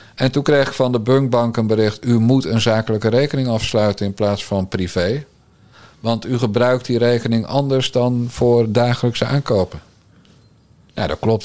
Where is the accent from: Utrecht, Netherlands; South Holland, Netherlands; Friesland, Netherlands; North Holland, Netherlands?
South Holland, Netherlands; Bergambacht; Ik ben een timmermanszoon uit Bergambacht.